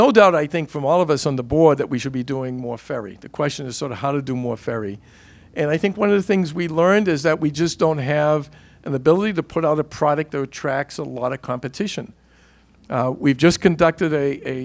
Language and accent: English; Boston, Massachusetts, United States; a poor kid growing up in East Boston